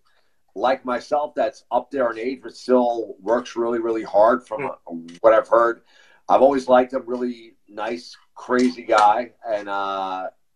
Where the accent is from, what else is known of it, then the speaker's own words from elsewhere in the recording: New Jersey, United States; We're both from New Jersey